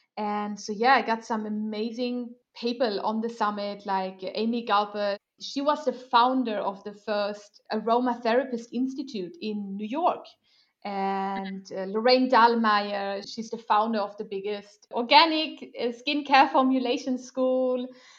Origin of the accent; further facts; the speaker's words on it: Germany; born there; English is a second language; also born or lived in Sweden; You know, I will do the same for my home country. I know I'm born in Germany, but whatever. I feel Swedish.